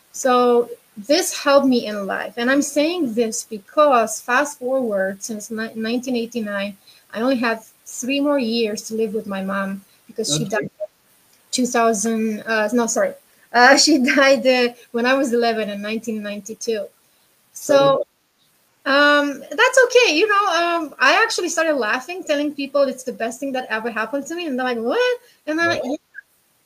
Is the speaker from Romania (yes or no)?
yes; Romania; English is a second language; moved away as an adult; now in Toronto, Canada; I come from Romania, so I'm a Romanian immigrant in Canada